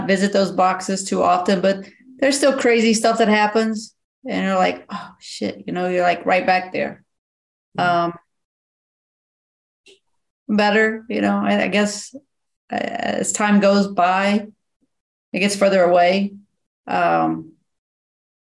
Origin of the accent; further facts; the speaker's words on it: near Beckley, West Virginia, United States; I'm in Beckley, West Virginia, which is, you know, 25, 30 minutes from my hometown